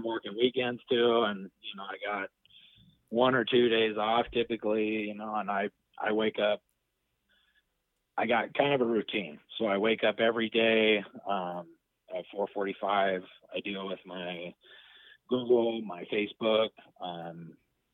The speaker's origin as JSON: {"language": "English", "town": "Reno", "region": "Nevada", "country": "United States", "tie": "born or raised there", "said": "I'm born and raised in Reno"}